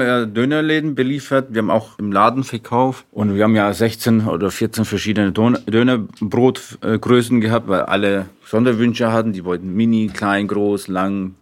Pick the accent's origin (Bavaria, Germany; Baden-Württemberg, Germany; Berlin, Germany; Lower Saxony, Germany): Bavaria, Germany; Nuremberg; Ich bin in Deutschland geboren